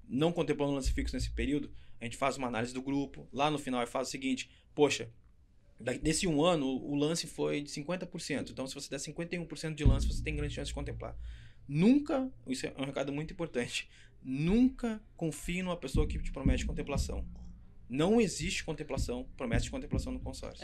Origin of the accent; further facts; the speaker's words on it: São Leopoldo, Rio Grande do Sul, Brazil; accent: gaúcho; sou gaúcho do Sul, sou de São Leopoldo, Rio Grande do Sul